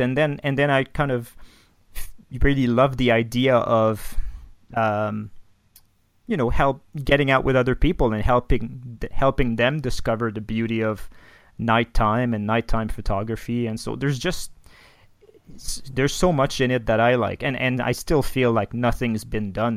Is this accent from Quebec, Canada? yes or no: yes; Quebec City, Quebec, Canada; first language French; English is a second language; now in Banff, Canada; I'm from Quebec City originally.